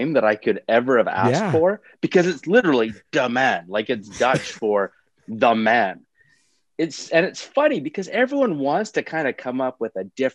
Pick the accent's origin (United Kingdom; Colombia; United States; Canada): Canada; Edmonton, Alberta; I grew up out west. I'm from Edmonton, actually, originally